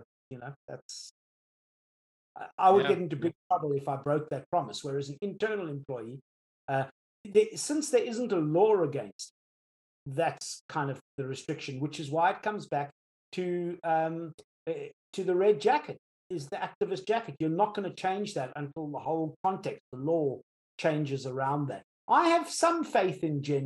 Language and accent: English; South Africa; now in United Kingdom; I'm South African born